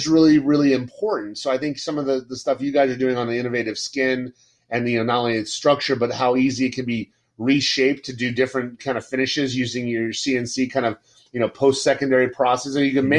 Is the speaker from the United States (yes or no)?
yes; Florida, United States; I grew up in Florida almost all my life